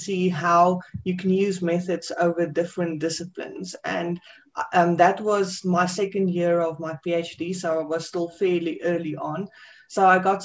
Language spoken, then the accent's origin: English; South Africa; from South Africa